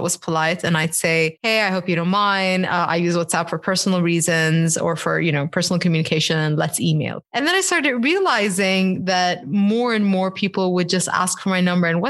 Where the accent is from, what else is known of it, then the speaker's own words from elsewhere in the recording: Bahrain; I'm Bahraini, you know, and like growing up in Bahrain